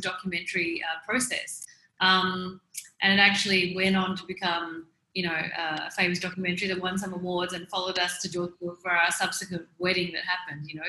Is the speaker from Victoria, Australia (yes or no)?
yes; Melbourne, Victoria, Australia; moved away as an adult; now in India; I'm originally from Melbourne. I've been living in India for the past 12 years